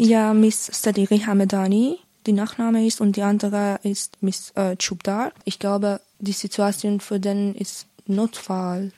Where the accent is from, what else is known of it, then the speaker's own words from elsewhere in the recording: Iran; German is a second language; moved away; wir als Iraner oder als Menschen aus von Iran